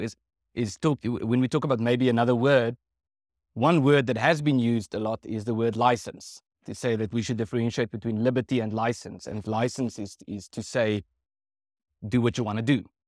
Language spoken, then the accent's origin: English; South Africa